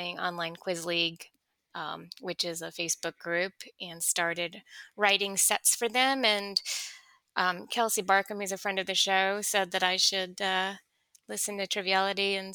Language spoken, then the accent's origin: English; Delaware, United States; now in Wilmington, North Carolina, United States; I'm originally from Delaware